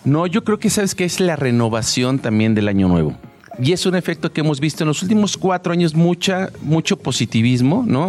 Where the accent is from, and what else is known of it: Mexico